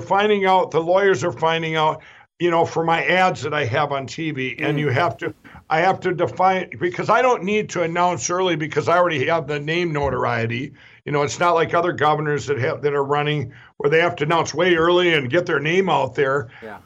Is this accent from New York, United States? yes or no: no; Minnesota, United States; My home state of Minnesota